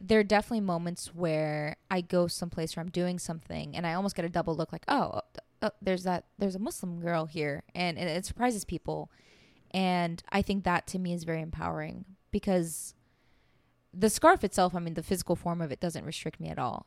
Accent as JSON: {"language": "English", "country": "United States", "tie": "born or raised there", "also_born_or_lived": "Iran", "said": "growing up in the States"}